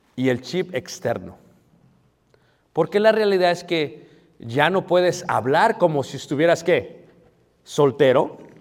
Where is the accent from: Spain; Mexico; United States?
United States; yo soy de Estados Unidos